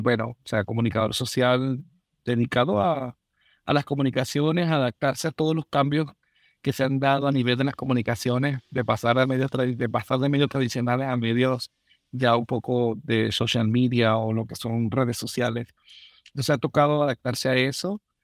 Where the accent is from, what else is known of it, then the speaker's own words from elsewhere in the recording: Venezuela; moved away as an adult; now in Minnesota, United States; soy un venezolano